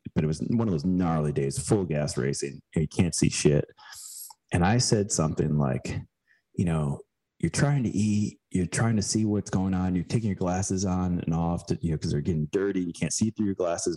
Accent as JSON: {"language": "English", "area": "Chicago suburbs", "region": "Illinois", "country": "United States", "tie": "born or raised there", "also_born_or_lived": "Girona, Spain", "moved": "as an adult", "lives_now": "Greenville, United States", "said": "we moved back to where my wife and I uh, both grew up in Chicago burbs"}